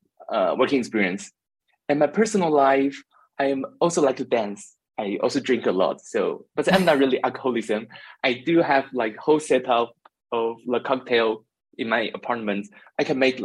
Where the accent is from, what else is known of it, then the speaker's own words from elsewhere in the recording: Taiwan; now in Berlin, Germany; I come from Taiwan and currently live in Berlin, Germany